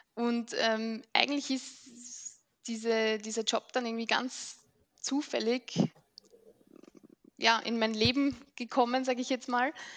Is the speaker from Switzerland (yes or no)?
no; Mödling, Lower Austria, Austria; Ich komme aus Mödling.